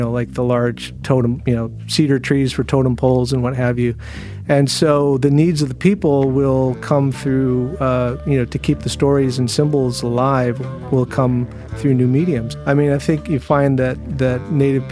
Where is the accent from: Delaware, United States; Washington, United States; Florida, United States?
Washington, United States; Seattle; growing up in the Seattle area, I grew up around glassblowers